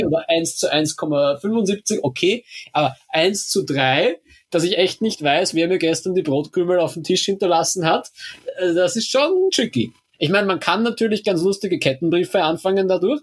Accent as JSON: {"language": "German", "country": "Austria", "also_born_or_lived": "Helsinki", "said": "als Österreicher der eigentlich sich für ein Auslandssemester damals in Kanada beworben hatte"}